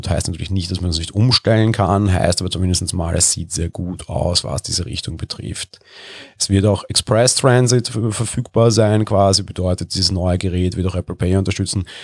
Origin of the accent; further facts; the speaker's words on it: Vienna, Austria; ich bin Wiener, ich sehe jeden Tag in der Wiener Innenstadt tausende Touristen gefühlt